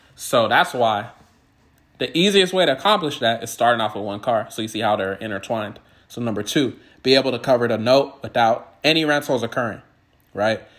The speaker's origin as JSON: {"language": "English", "region": "California", "country": "United States", "also_born_or_lived": "Washington State", "moved": "yes", "lives_now": "Washington, United States", "said": "I'm originally from California"}